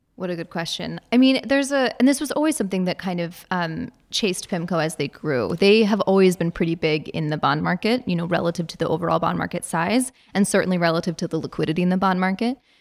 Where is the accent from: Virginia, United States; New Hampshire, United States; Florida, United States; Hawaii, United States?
Virginia, United States; I'm from Virginia